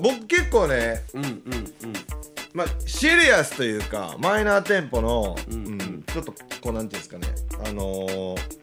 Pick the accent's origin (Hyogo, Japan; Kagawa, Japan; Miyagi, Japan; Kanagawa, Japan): Hyogo, Japan; 地元兵庫